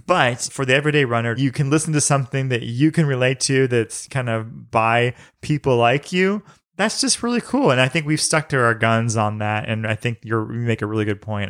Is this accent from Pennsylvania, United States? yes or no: no; St. Louis, Missouri, United States; I grew up in Saint Louis